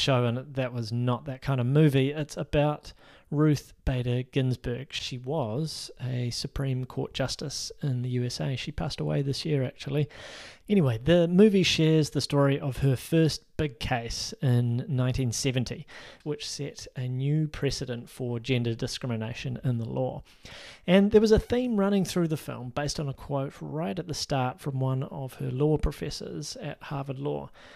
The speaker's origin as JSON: {"language": "English", "town": "Christchurch", "region": "Canterbury", "country": "New Zealand", "tie": "born or raised there", "said": "Christchurch, my hometown"}